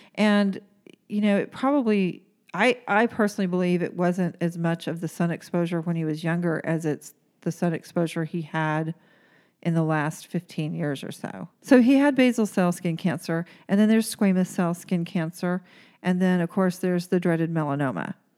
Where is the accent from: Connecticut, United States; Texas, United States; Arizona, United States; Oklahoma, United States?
Oklahoma, United States; moved away; where I grew up in Oklahoma